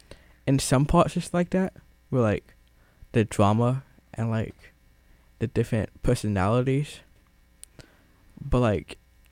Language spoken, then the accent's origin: English; New Haven, Connecticut, United States; also born or lived in Atlanta; I was born and raised in New Haven, but when I was in fifth grade, I moved to Atlanta for a year, and then came back.